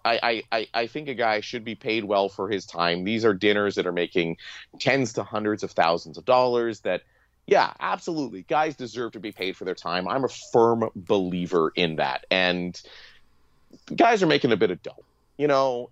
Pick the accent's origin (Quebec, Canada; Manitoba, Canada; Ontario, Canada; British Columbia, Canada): Ontario, Canada; now in Regina, Canada; I'm from Ontario